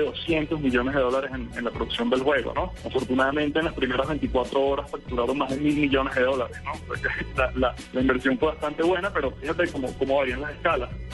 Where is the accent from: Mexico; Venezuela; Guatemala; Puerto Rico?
Venezuela; Caracas, Capital District; moved away as an adult; now in Colombia; Yo soy de, Caracas, soy venezolano, pero tengo ya cuatro años aquí en, Colombia.